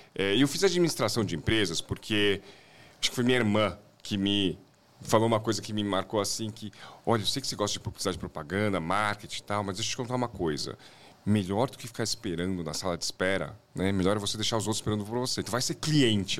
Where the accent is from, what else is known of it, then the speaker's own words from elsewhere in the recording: São Paulo, Brazil; um pouquinho da minha infância aqui em São Paulo